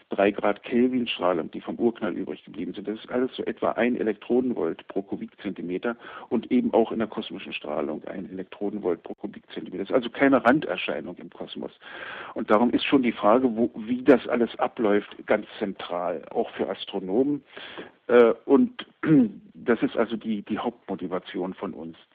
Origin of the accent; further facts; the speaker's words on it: Germany; Also ich bin in der DDR aufgewachsen